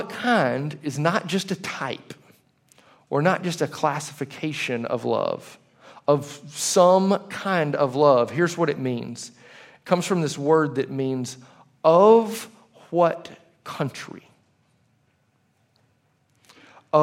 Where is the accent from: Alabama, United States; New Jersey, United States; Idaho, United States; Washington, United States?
Alabama, United States; Leeds; I lived in Leeds, Alabama for most of my life